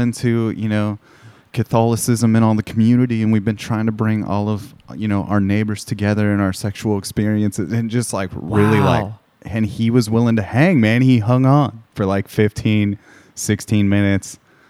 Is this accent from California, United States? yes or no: yes; Corona, California, United States; now in Portland, United States; Riverside County, Corona, to be specific.